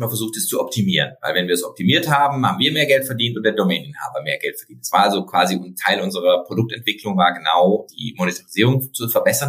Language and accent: German; Freiburg, Baden-Württemberg, Germany; ich komme aus Freiburg